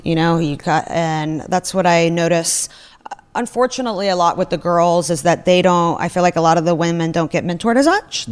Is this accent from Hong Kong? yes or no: no; Russia; moved away; I grew up in Russia